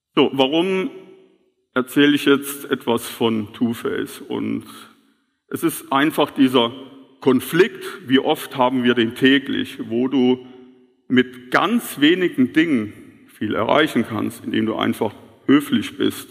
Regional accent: Kehlbach, Rhineland-Palatinate, Germany; bei uns in Kehlbach

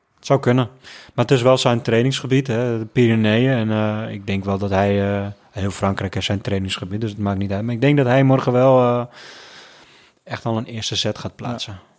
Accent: Netherlands; ik als Hollander

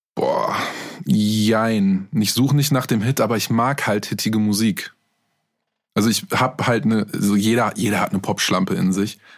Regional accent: Minden, North Rhine-Westphalia, Germany; Ich komme aus Minden

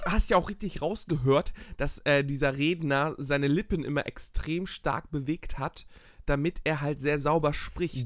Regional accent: Geesthacht, Schleswig-Holstein, Germany; moved away; Ich komme aus so einer kleinen Vorstadt vor Hamburg, das, äh, dreißigtausend Einwohner

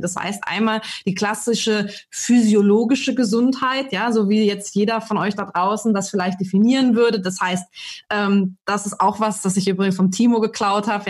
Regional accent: Germany; bei uns in Deutschland

